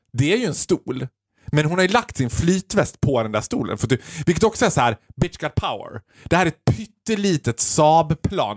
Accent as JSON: {"language": "Swedish", "country": "Sweden", "said": "vi som svenskar"}